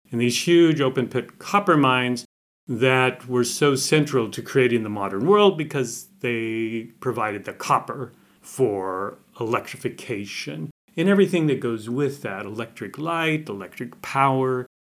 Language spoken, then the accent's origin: English; Montana, United States; I'm from Montana, which is in the northern Rockies in the United States